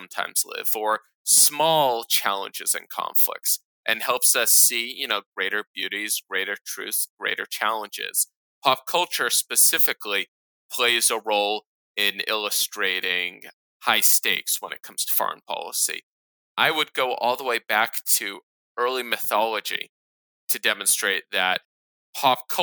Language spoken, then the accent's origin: English; United States; grow up, I believe, as an American Jew